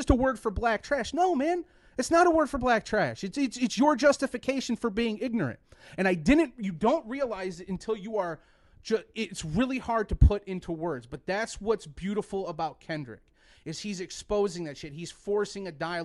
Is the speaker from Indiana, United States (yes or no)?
yes; Mishawaka, Indiana, United States; I grew up in Mishawaka, Indiana. For those who don't know, it's Northwest Indiana